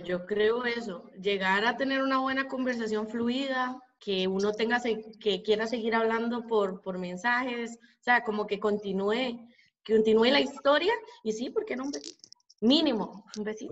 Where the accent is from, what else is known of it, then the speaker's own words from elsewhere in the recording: Costa Rica; soy tica. Estoy en mi casa aquí en Costa Rica